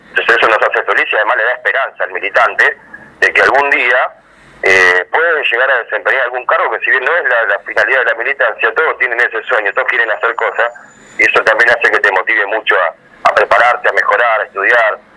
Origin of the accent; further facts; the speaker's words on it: Avellaneda, Buenos Aires Province, Argentina; yo además soy vecino de Avellaneda, nací en Avellaneda, crecí en Avellaneda, acá me, estoy, me radicar, estoy haciendo mi casa, estudié acá, eh, jugué al fútbol acá